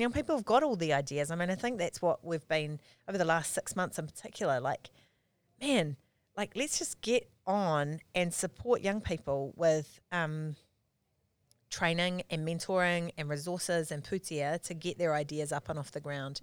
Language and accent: English; Auckland, New Zealand; also born or lived in Palmerston North; I grew up here in, in Auckland. Um, I was born in, uh, in Freeman's Bay in nineteen seventy-eight